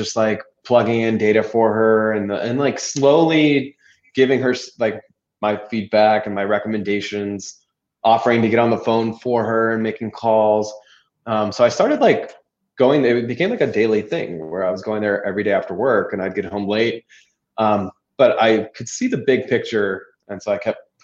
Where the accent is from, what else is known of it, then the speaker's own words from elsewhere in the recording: California, United States; moved away; I was from California